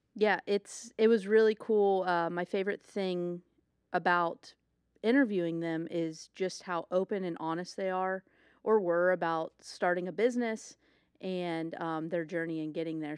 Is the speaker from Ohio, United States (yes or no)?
yes; Ohio, United States; I'm from Ohio